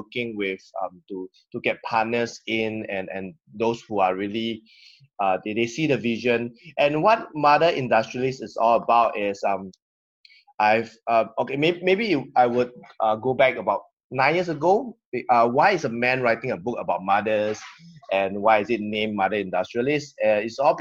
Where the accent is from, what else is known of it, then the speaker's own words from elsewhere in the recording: Singapore; I'm from Singapore. That's why most of us in Singapore, we speak really fast